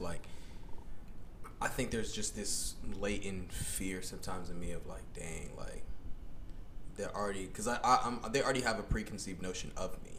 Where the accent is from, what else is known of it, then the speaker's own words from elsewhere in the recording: Gwinnett County, Georgia, United States; we grew up in Gwinnett, and while we were growing up in Gwinnett